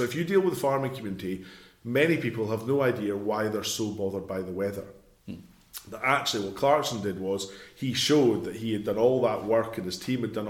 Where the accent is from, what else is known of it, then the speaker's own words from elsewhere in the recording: East Lothian, Scotland, United Kingdom; I'm from East Lothian